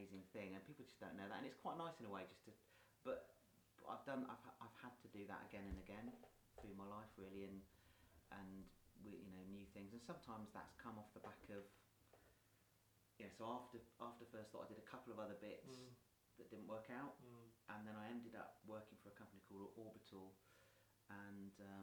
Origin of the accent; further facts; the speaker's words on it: Weymouth, South West England, United Kingdom; also born or lived in Basingstoke / London / Poole; I started off, I still am, a Weymouth fan. So I grew up in Weymouth